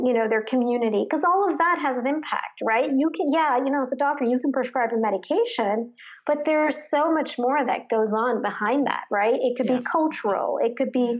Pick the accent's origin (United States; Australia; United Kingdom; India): United States; Jersey City, New Jersey; also born or lived in Chatham, New Jersey; I grew up in Jersey City, New Jersey, which was, you know, a community of low to middle class immigrants, essentially